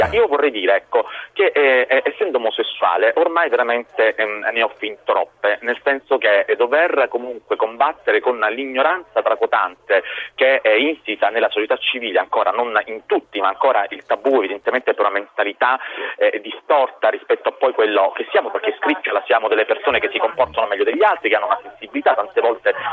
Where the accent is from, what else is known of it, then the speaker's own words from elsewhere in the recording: Marina di Strongoli, province of Crotone, Calabria, Italy; moved away as an adult; now in Rome, Italy; sì, eh, io sono originario di Marina di Stromoli sì. in provincia di Cotone, ma dai tempi dell'università eh, risiedo a Roma